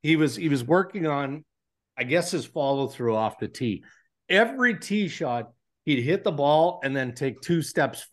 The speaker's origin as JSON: {"language": "English", "town": "Brooklin", "region": "Ontario", "country": "Canada", "tie": "born or raised there", "said": "it's just north of my hometown of, Brooklyn, Ontario"}